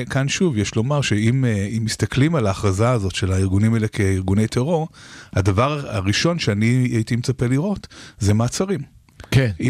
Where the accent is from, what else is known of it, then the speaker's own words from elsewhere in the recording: Israel; ישראלים, אנחנו אוהבים את ישראל